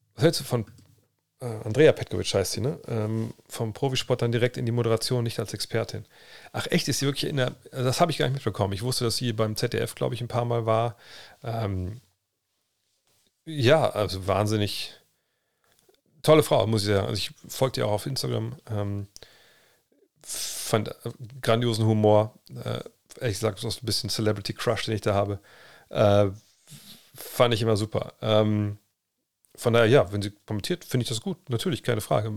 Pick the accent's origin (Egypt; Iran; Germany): Germany; Cologne, North Rhine-Westphalia; moved away; bei uns in Köln damals